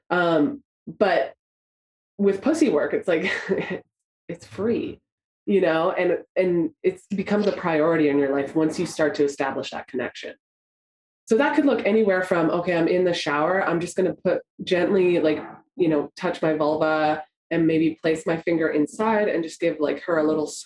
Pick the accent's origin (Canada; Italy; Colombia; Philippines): Canada; I grew up in Canada by the mountains.